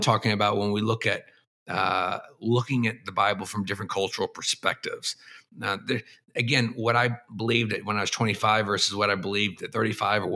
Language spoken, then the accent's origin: English; Texas, United States; moved away as an adult; also born or lived in Boston / East Asia; I grew up in the American South in Texas